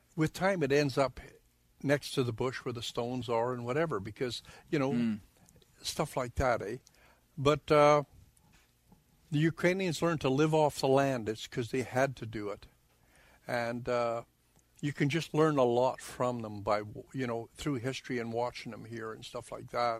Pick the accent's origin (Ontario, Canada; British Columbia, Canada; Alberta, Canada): British Columbia, Canada; Okanagan Valley; now in Grandview, Manitoba, Canada; I was born in the Okanagan Valley in BC, like in British Columbia